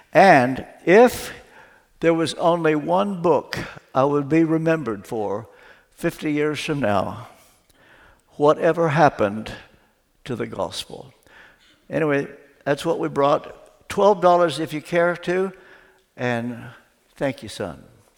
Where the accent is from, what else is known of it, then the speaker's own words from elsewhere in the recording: Ashland, Kentucky, United States; I grew up back in Ashland, Kentucky